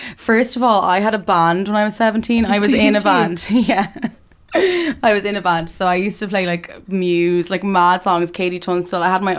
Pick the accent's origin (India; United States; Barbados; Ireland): Ireland; Dublin, Leinster; I'm from Dublin originally.